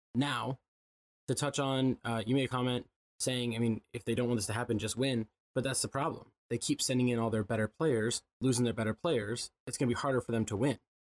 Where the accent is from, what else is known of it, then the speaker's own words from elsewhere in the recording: Midwest, United States; I'm from the Midwest